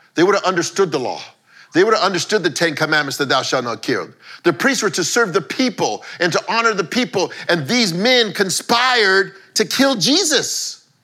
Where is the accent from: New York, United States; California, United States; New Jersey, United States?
California, United States; Los Angeles; I grew up in East